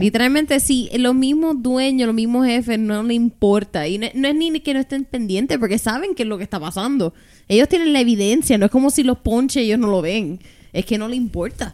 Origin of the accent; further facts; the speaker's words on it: Puerto Rico; hemos tenido como puertorriqueños